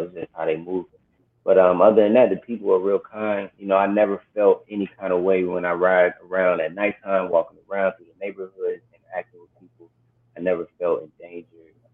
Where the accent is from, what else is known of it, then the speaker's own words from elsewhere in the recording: Atlanta, Georgia, United States; moved away as an adult; also born or lived in Detroit, Michigan / Seattle; now in Playa del Carmen, Mexico; I was born in Detroit and stayed there for about 11 years. And then I moved to Atlanta. And I was there for a large majority of my life.